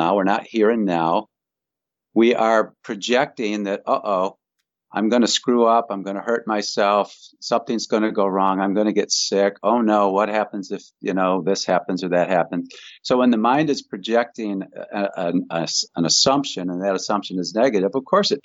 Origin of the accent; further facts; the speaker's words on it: Grand Rapids, Michigan, United States; Grand Rapids is where I was born